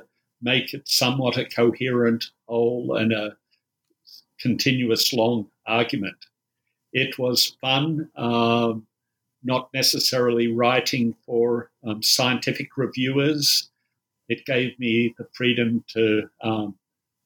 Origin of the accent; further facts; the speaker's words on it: Australia; accent: Australian; I'm an Australian, you might tell from the accent.